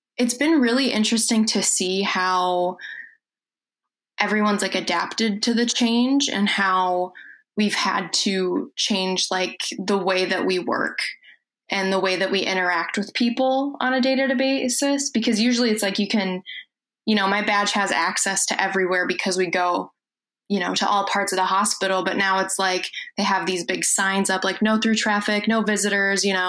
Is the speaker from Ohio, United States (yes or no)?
no; Foley, Minnesota, United States; I'm from Foley, Minnesota. It's a super small town, about 20 minutes outside of St. Cloud, so right in the middle of the state.